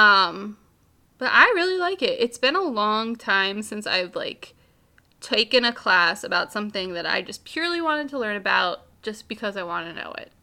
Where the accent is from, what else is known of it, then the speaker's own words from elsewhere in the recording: United States; I'm from America.